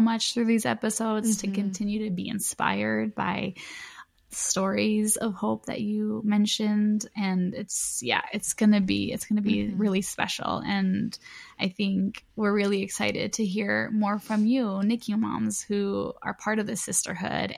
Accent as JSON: {"language": "English", "town": "Chicago", "region": "Illinois", "country": "United States", "said": "we're from Chicago, or the surrounding cities of Chicago"}